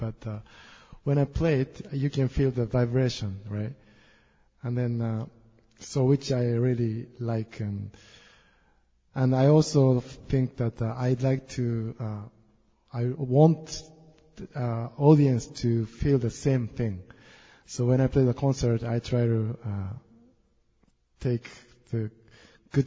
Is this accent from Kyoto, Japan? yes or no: yes; Kyoto, Japan; now in United States; I'm originally from Kyoto, Japan.